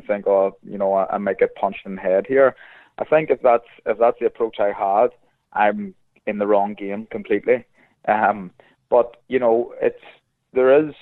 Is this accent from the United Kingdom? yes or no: yes; Belfast, Northern Ireland, United Kingdom; I love Belfast. It's my favourite city in the world. It's my hometown, and I love it